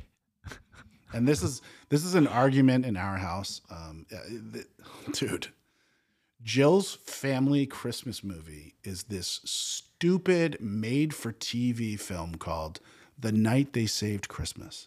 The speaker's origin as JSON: {"language": "English", "region": "New England", "country": "United States", "tie": "born or raised there", "moved": "as an adult", "said": "I grew up in New England"}